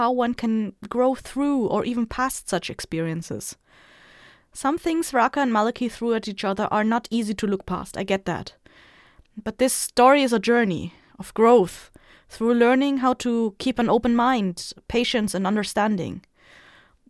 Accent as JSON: {"language": "English", "country": "Germany", "tie": "born or raised there", "said": "I am half Filipina and grew up in a white people country, aka Germany, which left quite its mark on me"}